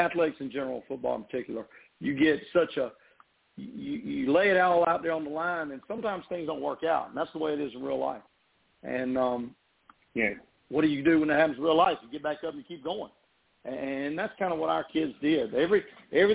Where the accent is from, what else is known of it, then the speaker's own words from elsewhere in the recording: Lake Murray, Chapin, South Carolina, United States; also born or lived in Camden, South Carolina / Florida; I grew up on Lake Murray, Chatham, South Carolina.